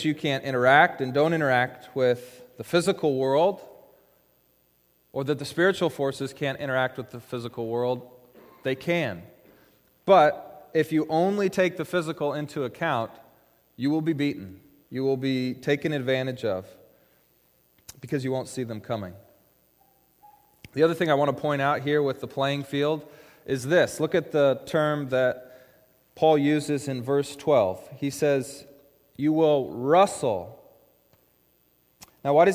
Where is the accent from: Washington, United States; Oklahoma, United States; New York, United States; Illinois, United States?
Washington, United States; Issaquah; In high school, I grew up over in Issaquah